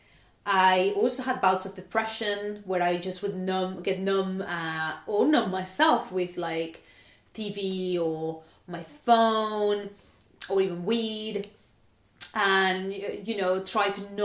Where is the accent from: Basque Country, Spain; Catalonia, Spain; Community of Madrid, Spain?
Catalonia, Spain; Barcelona; now in United Kingdom; I was born in Barcelona, and as you can imagine, it is pretty sunny.